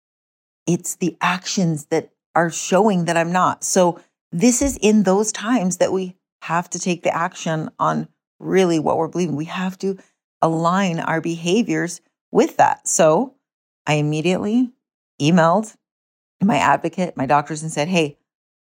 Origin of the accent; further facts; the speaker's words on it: United States; moved away; my hometown area, you know, Jackson Hole, West Yellowstone, Idaho area